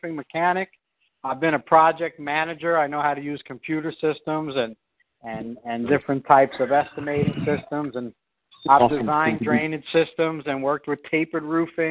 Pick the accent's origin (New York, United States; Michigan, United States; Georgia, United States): New York, United States; now in Philadelphia, United States; I'm originally from New York